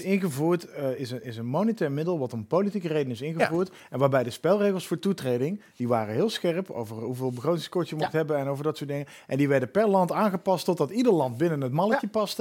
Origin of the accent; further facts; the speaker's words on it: Netherlands; moved away; also born or lived in Utrecht; Ik identificeer me ook nog als een halve Belg, omdat ik bijna aan de grens geboren ben